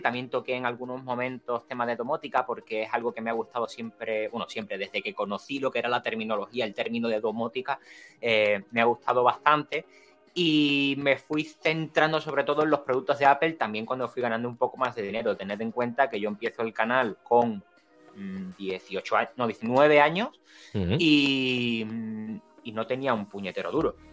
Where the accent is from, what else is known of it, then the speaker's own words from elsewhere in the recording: San Fernando, Andalusia, Spain; accent: andaluz; soy de Cádiz, que soy de, un pueblo, quiero decir, de, bueno, un pueblo. Soy de San Fernando realmente.